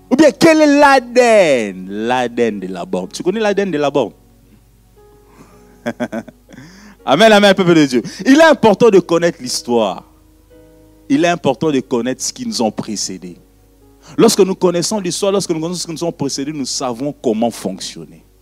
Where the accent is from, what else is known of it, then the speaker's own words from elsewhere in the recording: Brussels, Brussels-Capital Region, Belgium; born there; je suis né à Bruxelles, tu es né à Eterbeck, point barre. Mais bon, parlons de la Belgique.